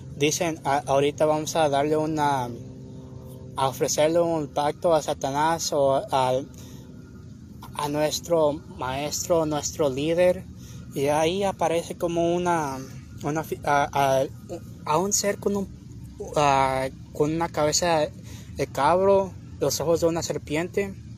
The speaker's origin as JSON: {"language": "Spanish", "town": "Long Beach", "region": "California", "country": "United States", "tie": "born or raised there", "said": "yo nací en Long Beach, pero me considero mexicana"}